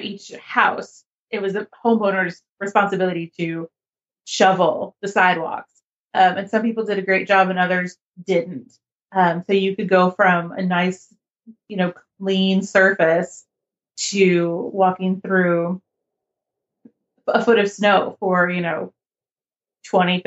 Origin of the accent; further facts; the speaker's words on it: United States; as an American